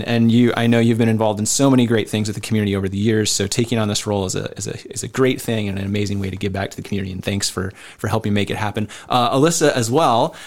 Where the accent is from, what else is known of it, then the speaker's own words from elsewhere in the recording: Decorah, Iowa, United States; I grew up in Decorah